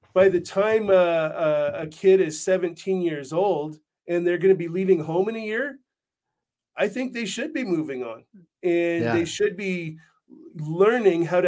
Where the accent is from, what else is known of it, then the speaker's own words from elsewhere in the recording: Canada; now in United States; I'm from Canada